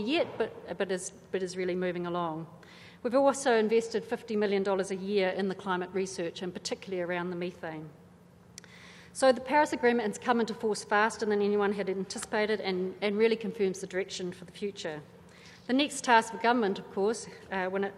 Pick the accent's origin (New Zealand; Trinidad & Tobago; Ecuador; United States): New Zealand; as a New Zealander